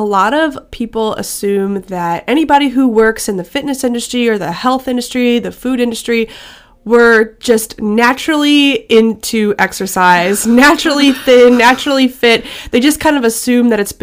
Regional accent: Missouri, United States; I grew up in Missouri

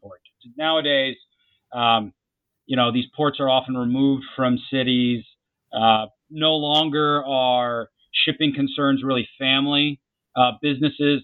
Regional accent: Jacksonville, Florida, United States; I grew up in Jacksonville, Florida

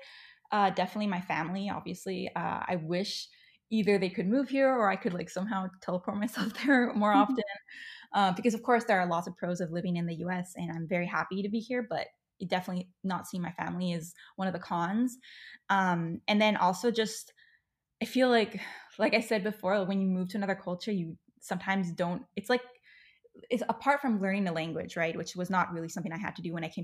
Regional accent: Spain; moved away as an adult; also born or lived in Seattle area, United States; now in Seattle, United States; I'm half American, half Spanish, and my parents always wanted me to have to spend some time in the U.S. to get to know my American side.

